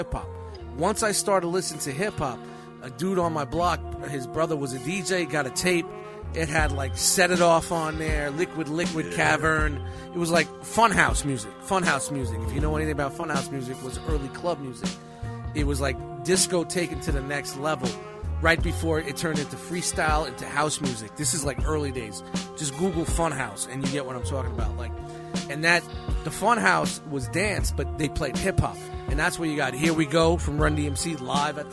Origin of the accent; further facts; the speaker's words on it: New York City, New York, United States; I grew up in Canarsie, like back when it was all mobbed up